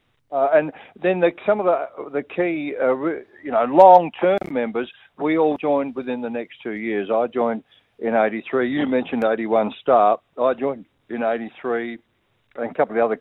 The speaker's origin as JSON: {"language": "English", "region": "South Australia", "country": "Australia", "tie": "born or raised there", "moved": "yes", "lives_now": "Victoria, Australia", "said": "South Australia, my home state"}